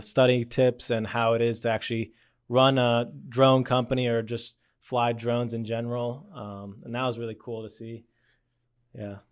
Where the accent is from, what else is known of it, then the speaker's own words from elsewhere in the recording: Lititz, Pennsylvania, United States; I grew up in Lidditz